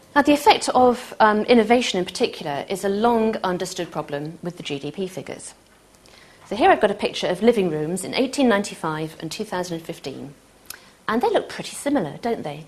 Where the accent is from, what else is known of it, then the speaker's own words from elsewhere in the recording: Manchester, North West England, United Kingdom; I'm from Manchester